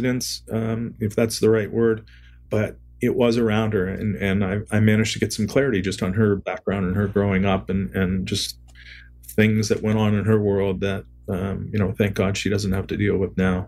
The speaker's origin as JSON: {"language": "English", "town": "Niagara-on-the-Lake", "region": "Ontario", "country": "Canada", "tie": "born or raised there", "said": "I grew up in Niagara-on-the-Lake"}